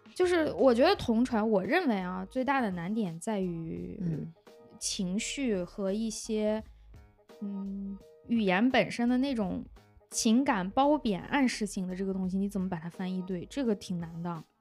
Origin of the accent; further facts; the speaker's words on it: China; 我们中国人写论文也是把英语当成一个普通话来使用的